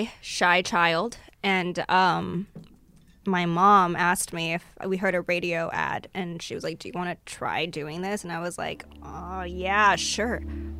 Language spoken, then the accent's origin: English; Arcadia, California, United States; Yes, we lived in Arcadia.